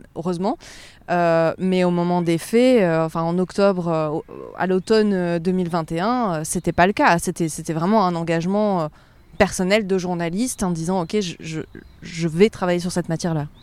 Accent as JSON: {"language": "French", "region": "Provence-Alpes-Côte d'Azur", "country": "France", "tie": "born or raised there", "also_born_or_lived": "Schaerbeek, Brussels, Belgium", "moved": "yes", "lives_now": "Brussels, Belgium", "said": "J'ai grandi, j'ai grandi en Provence"}